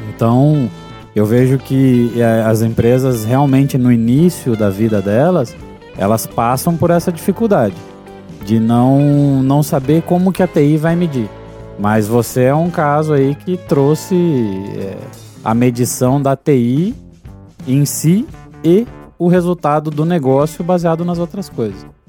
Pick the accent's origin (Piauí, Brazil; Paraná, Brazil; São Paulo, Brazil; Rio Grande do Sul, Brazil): Paraná, Brazil; Eu não sou de Curitiba, mas como eu nasci no Paraná